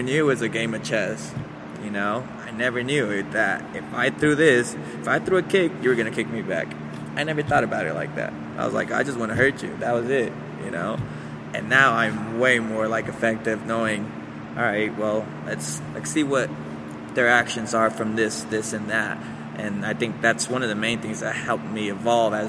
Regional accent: Aurora, Colorado, United States; also born or lived in Mexico / Atlanta, Georgia; So we had to make a move over to Denver. Moved over to Aurora first, and we stayed with some aunties.

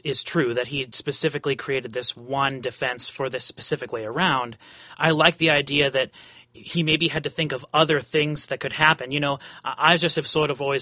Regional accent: Omaha, Nebraska, United States; I'm from Omaha, the middle of the country.

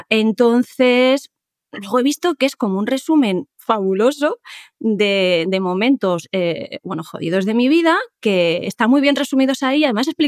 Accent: Seville, Andalusia, Spain; yo soy un poco folclórico dramática, como buena andaluza, buena sevillana, aunque no tenga acento

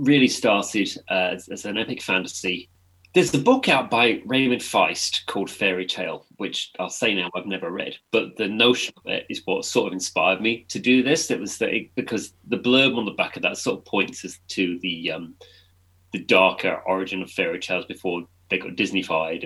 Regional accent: England, United Kingdom; I'm an author from England

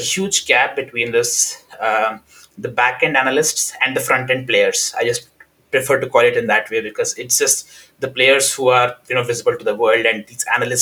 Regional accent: India; moved away as an adult; now in United Kingdom; I come from India

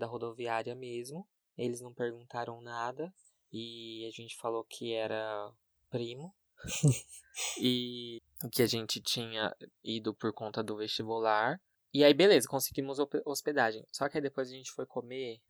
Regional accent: Brazil; eu sou brasileiro

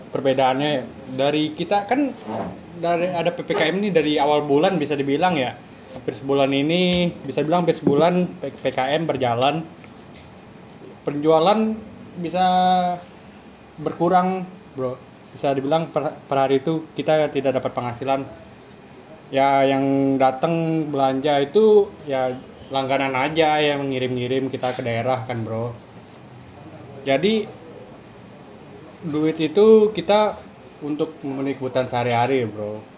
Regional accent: Padang, West Sumatra, Indonesia; now in Jakarta, Indonesia; asal gue dari Padang

